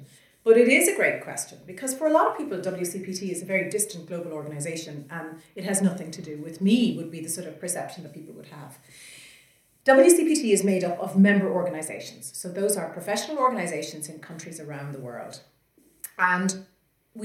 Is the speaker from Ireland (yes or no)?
yes; Ireland; we're both from Ireland